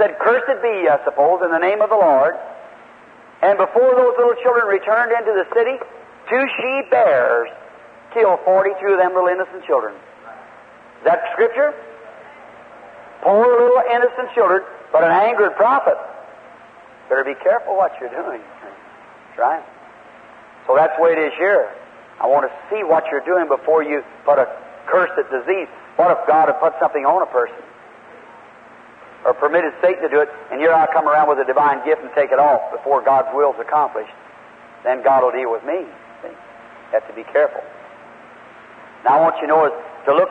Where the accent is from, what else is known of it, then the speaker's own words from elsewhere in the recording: Indiana, United States; Indiana, my home state